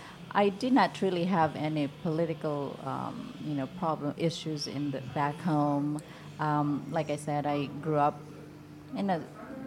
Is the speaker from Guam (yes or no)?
no; Philippines; now in United States; I guess now I'm an American